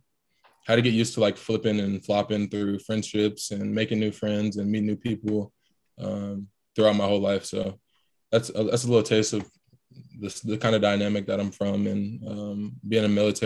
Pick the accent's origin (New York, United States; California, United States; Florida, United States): Florida, United States; Tampa; born there; also born or lived in Ohio / Texas; Yeah, so I was born in Tampa, Florida. My dad was stationed out there, kind of going overseas every once in a while. Moved to Ohio for about 2 years when I was super young.